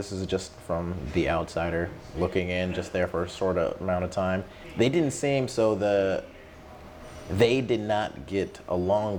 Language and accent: English; Bay Area, Northern California, United States; moved away as an adult; I was born and raised in the Bay Area